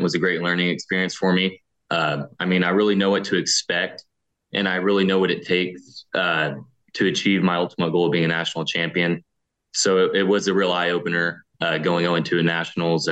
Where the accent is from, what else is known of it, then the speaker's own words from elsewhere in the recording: Wichita, Kansas, United States; my hometown here in Wichita